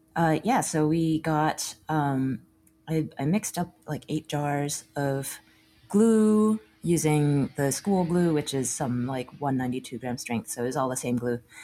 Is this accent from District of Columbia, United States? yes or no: no; Austin, Texas, United States; also born or lived in Chicago; now in Brooklyn, United States; born and raised in Austin